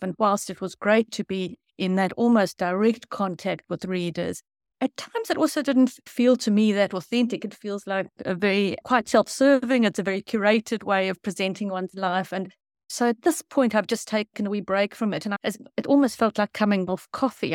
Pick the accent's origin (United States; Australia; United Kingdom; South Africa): South Africa; now in New Zealand; I grew up in South Africa